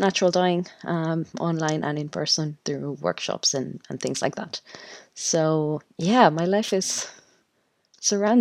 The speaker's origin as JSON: {"language": "English", "country": "Mexico", "tie": "born or raised there", "also_born_or_lived": "Mexico City, Mexico / Monterrey, Mexico", "moved": "as an adult", "lives_now": "Blessington, Ireland", "said": "I'm originally from Mexico. I was born in Mexico City, and then I moved to a city called Monterrey in the north of Mexico, very close to the border."}